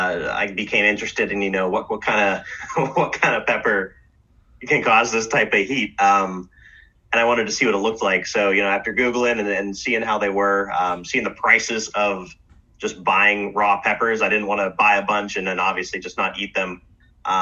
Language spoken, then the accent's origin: English; Arizona, United States; now in Pennsylvania, United States; I grew up down in Arizona, so... and my parents always lived, out south growing up.